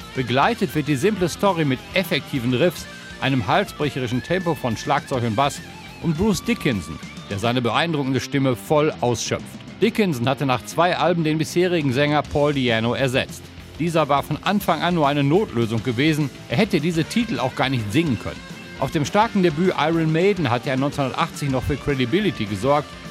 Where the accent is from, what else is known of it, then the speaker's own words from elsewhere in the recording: Dortmund, North Rhine-Westphalia, Germany; Ich komme aus Dortmund